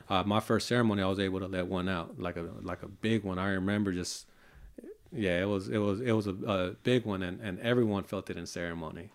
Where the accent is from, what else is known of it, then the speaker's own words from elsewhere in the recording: Hayward, California, United States; also born or lived in Tracy, California; I grew up, uh, in Hayward, California with four of my brothers